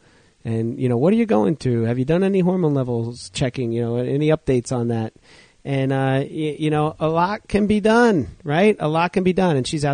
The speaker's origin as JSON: {"language": "English", "region": "New Jersey", "country": "United States", "also_born_or_lived": "Phoenix", "said": "I'm from New Jersey"}